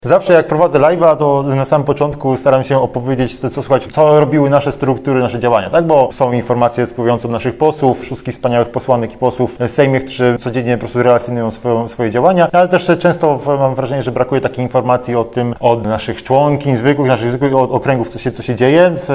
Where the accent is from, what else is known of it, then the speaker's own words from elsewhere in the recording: Warmian-Masurian Voivodeship, Poland; z regionu, z którego ja pochodzę, jestem z Warmii Mazur